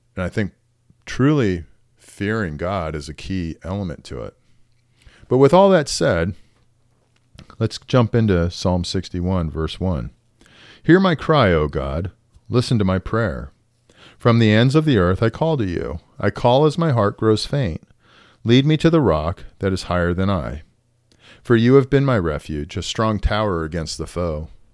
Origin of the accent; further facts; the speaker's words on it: United States; as an American